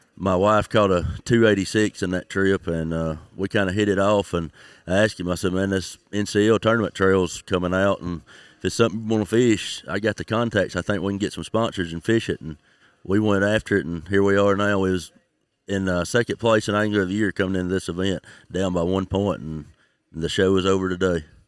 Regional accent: St. Joseph, Tennessee, United States; I'm from Tennessee, just over the Alabama state line

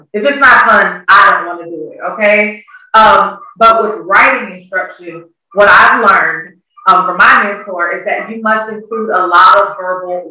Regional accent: Kansas, United States; moved away as an adult; now in Georgia, United States; I'm originally from Kansas. I've been here in Georgia just over 13 years.

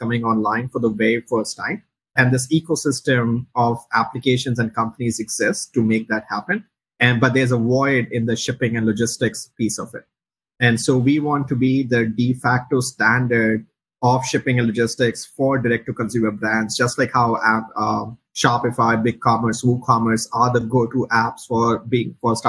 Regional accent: India; moved away as an adult; also born or lived in Chicago; now in United States; me and my co-founder, Dhruv, we grew up in India

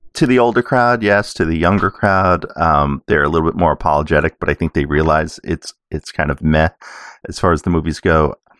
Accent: New York City, New York, United States; I grew up in New York City

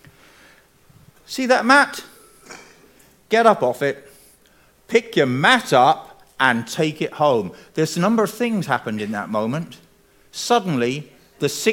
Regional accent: England, United Kingdom; I'm English

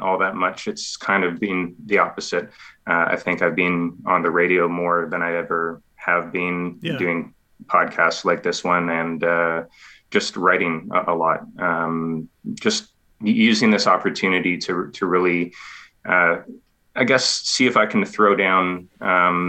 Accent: Ontario, Canada; moved away as an adult; I'm originally from Ontario, but I've been in the province here for almost 5 years now.

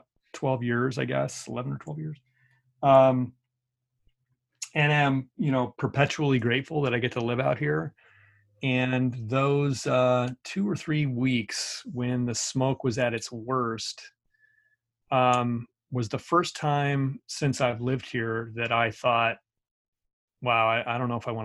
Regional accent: Colorado, United States; I'm from Colorado

